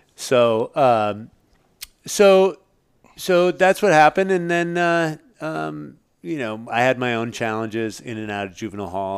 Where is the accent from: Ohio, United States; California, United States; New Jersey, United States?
California, United States; Marin; I'm from Marin